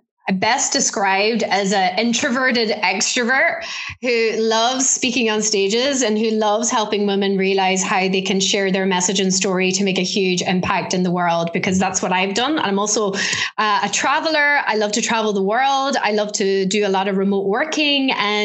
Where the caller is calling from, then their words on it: Ulster, Ireland; So right now I am in a place called Donegal, which is right up in the northwest corner of Ireland.